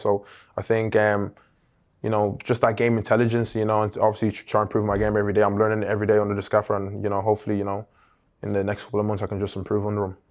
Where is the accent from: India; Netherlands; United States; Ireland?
Ireland; now in England; as a little boy, you know, growing up in Ireland